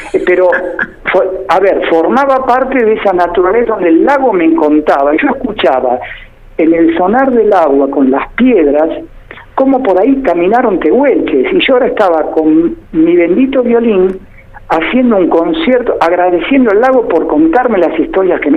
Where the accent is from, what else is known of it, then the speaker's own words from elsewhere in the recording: El Calafate, Santa Cruz, Argentina; moved away as an adult; now in Buenos Aires, Argentina; yo en realidad soy del Calafate, ¿está bien? Y toda mi vida la trabajé en el Calafate